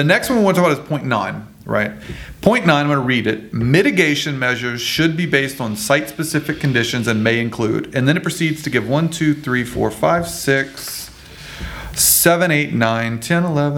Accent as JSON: {"language": "English", "region": "Louisiana", "country": "United States", "said": "I'm from Louisiana"}